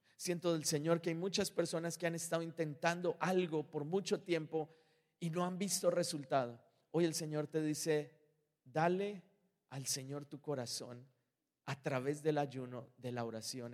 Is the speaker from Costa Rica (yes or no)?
no; Colombia; moved away; yo soy colombiano